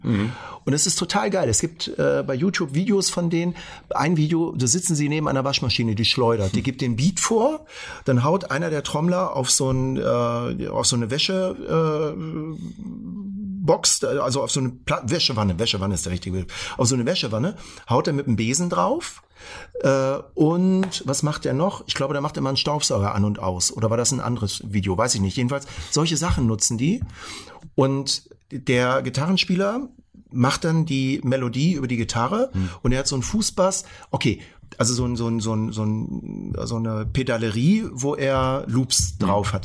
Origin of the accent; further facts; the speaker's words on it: Hanover, Lower Saxony, Germany; bin ja Hannoveraner und da gab's FFN, Funk für Niedersachsen